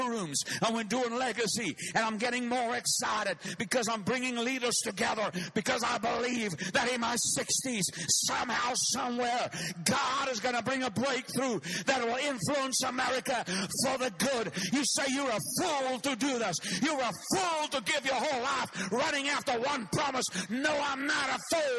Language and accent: English; South Africa; I come from Africa. I come from the southern tip of Africa